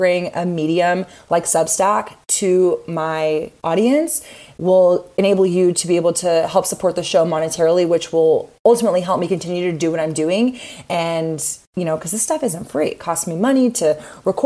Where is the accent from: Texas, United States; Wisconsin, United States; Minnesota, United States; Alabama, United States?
Texas, United States; Austin; my hometown of Austin, Texas